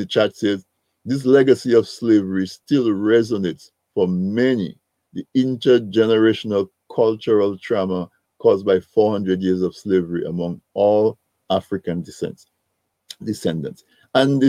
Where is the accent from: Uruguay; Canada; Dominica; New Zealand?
Dominica; So I grew up in Dominica